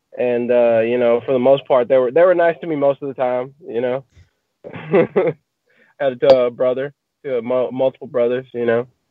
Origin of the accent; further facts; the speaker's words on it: Marshall, Texas, United States; I grew up in Marshall, Texas